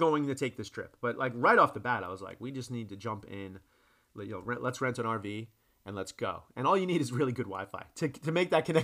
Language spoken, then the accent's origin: English; New York, United States; accent: New Yorker; moved away; My New Yorker accent.